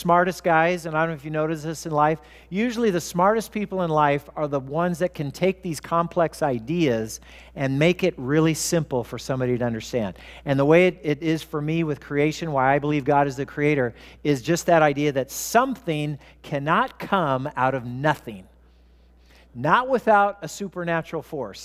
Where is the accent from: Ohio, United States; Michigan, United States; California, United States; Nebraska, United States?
California, United States; Southern; I grew up in Southern California